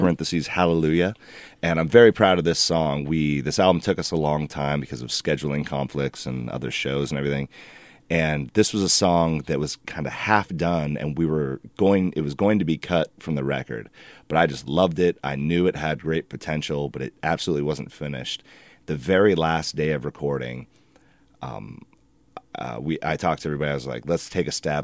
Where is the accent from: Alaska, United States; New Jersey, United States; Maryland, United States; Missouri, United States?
Alaska, United States; moved away as an adult; now in Portland, United States; we, … and I, the singer, we were raised in Alaska. We lived there